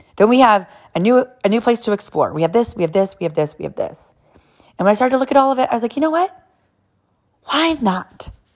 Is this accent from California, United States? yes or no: yes; California, United States; born and raised in California, like total straight-up Californians